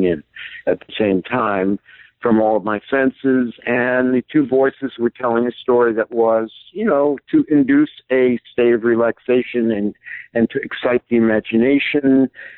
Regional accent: Hudson Valley, New York, United States; had just returned back to my hometown here in the Hudson Valley of New York State

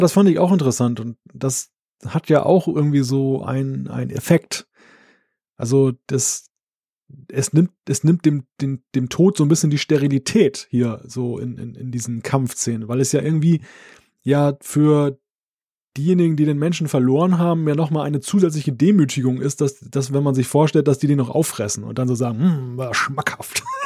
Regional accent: Germany; als Deutscher

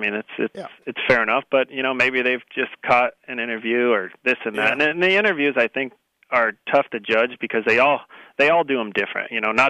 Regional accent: San Marcos, California, United States; San Marcos, San Diego County.

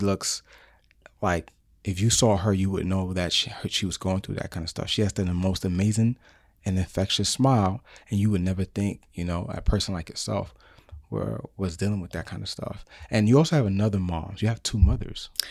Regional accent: New York City, New York, United States; moved away; I was born in New York City and raised in New York City

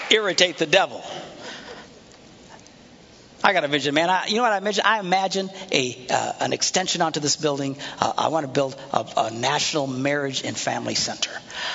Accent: Bayside, Wisconsin, United States; I said, well, I'm from Bayside. I said, well, where is that? I said, well, you know where the Green Bay Packers play?

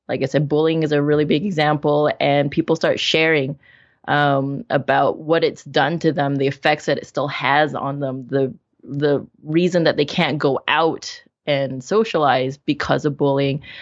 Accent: Vancouver, British Columbia, Canada; in my hometown, in Vancouver

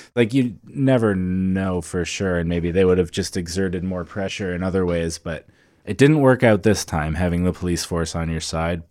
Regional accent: Medicine Hat, Alberta, Canada; my hometown of Medicine Hat

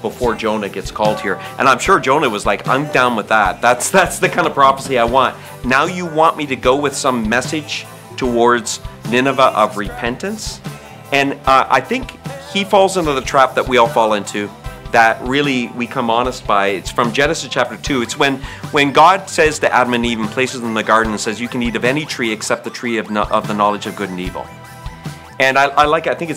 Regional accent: Canada; I'm Canadian by birth.

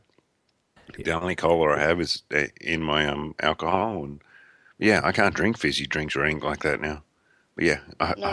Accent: Australia; we're Australian

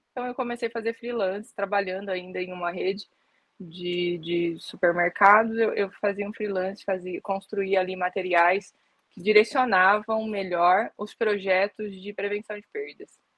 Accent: São Paulo, Brazil; É, sou do interior de São Paulo e aí comecei a trabalhar em supermercado

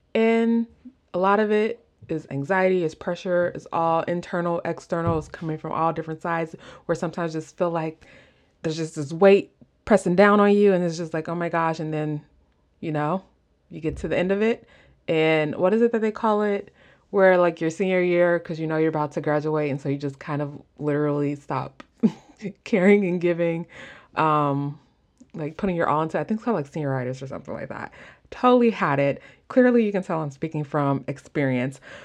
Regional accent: Midwest, United States; accent: Midwest; my Midwest accent

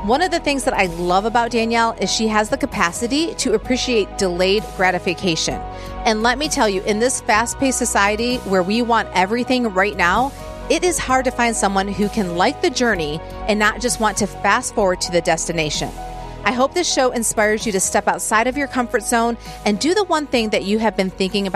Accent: the North, United States; now in Nashville, United States; I'm from the North

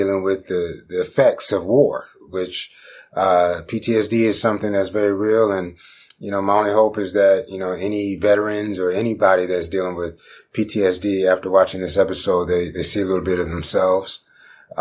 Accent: Stone Mountain, Georgia, United States; originally I'm from Stone Mountain, Georgia, you know, east side of Atlanta.

